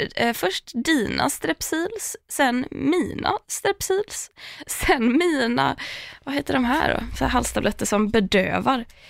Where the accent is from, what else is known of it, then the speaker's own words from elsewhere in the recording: Tahult, Västra Götaland, Sweden; now in Stockholm, Sweden; Tahult, för att det finns ingen där där jag är uppvuxen.